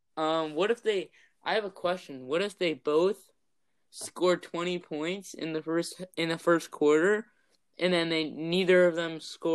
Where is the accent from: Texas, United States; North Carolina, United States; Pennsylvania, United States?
Pennsylvania, United States; Philadelphia; my hometown in Philadelphia